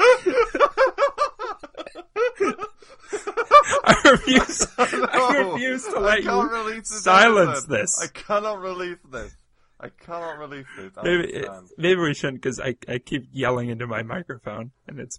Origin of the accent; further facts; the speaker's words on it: Canada; I'm from Canada